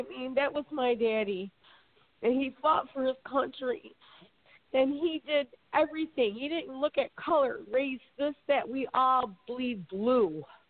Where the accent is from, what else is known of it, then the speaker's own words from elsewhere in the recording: Detroit, Michigan, United States; I was originally from Detroit, born and raised in Southwest Detroit. You know, I moved to Florida.